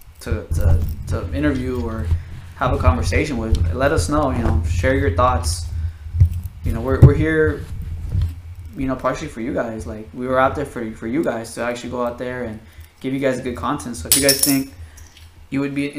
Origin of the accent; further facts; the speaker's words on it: Bay Area, California, United States; we're two guys from the Bay Area